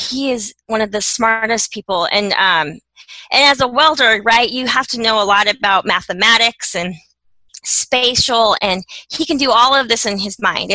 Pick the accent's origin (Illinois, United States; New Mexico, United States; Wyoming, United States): Wyoming, United States; Laramie; I was born and raised in Laramie, Wyoming.